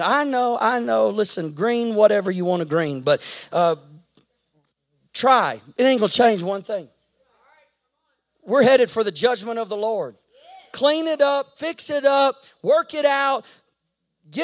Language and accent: English; Texas, United States; I grew up in Texas